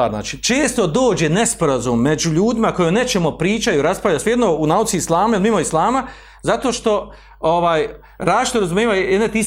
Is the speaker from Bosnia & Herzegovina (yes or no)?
yes; Bosnia & Herzegovina